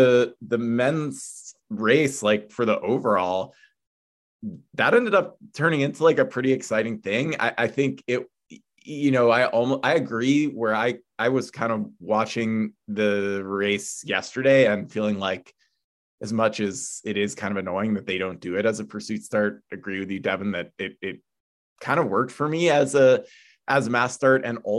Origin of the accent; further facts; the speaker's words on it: United States; as an American